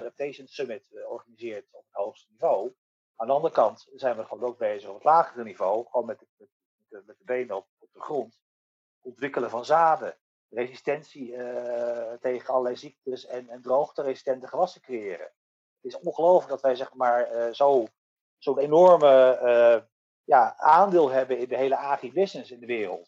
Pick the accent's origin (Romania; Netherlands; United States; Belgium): Netherlands